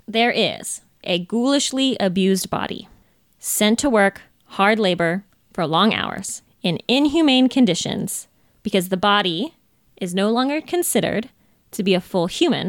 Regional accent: Sacramento, California, United States; born there; also born or lived in Carmel, Indiana; I was born in Sacramento, California. I lived a great deal of time in Carmel, Indiana.

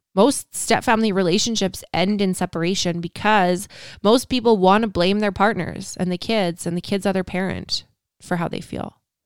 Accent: Canada; I'm Canadian

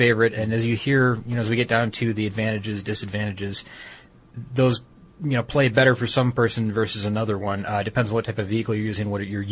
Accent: Detroit, Michigan, United States; I'm from Detroit. I mean, from the Detroit area

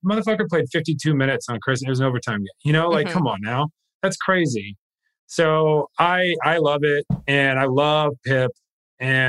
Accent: Missouri, United States; Mom and dad are both from Chicago area. So I was raised diehard, even though I was raised in Missouri

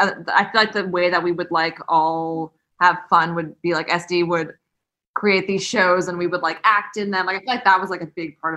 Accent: Los Angeles, California, United States; We grew up in Valley Village.

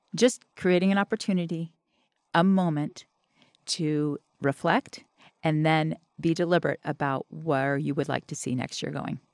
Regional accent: the South, United States; I'm from the South

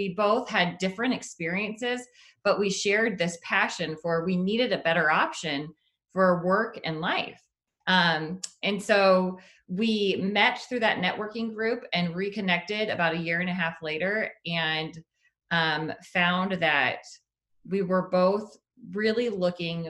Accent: Omaha, Nebraska, United States; I grew up in Omaha

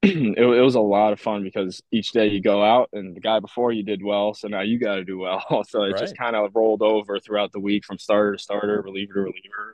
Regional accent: Ossining, New York, United States; I grew up in Ossining, New York. It's a town in Westchester, just about like 45 minutes north of the city.

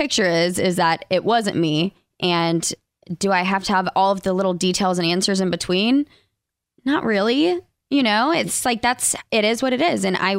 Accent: Alabama, United States; accent: less Southern accent; Both of us were from Alabama. I'm the one with the like less Southern accent, but sometimes it pops in there.

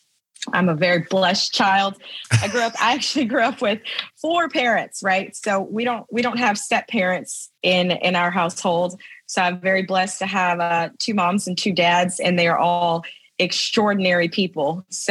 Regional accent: Tampa, Florida, United States; also born or lived in Louisiana; So I grew up in Tampa, Florida, and I grew up in a very conservative Christian household.

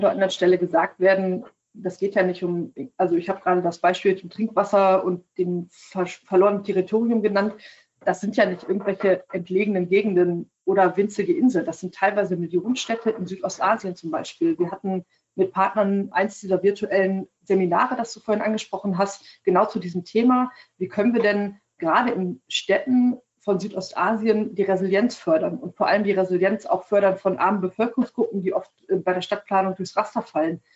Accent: Germany; bei uns in Deutschland

